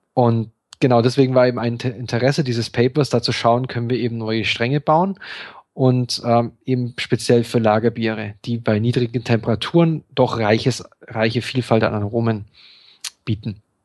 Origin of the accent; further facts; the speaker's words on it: Bavaria, Germany; wir kommen ja beide aus Bayern